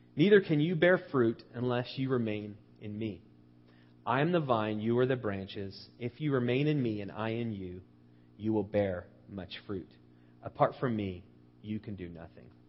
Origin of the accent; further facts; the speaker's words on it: United States; as Americans